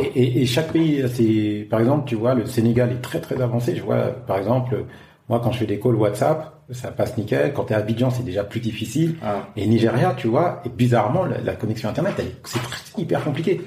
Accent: France; moved away as an adult; now in Africa; en tant que Français

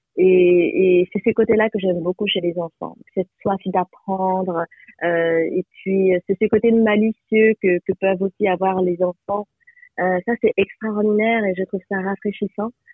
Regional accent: France; je suis née en France

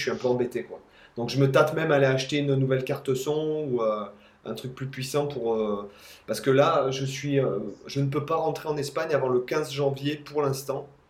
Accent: France; now in Spain; en tant que Français, j'ai le droit de rentrer dans mon pays d'origine

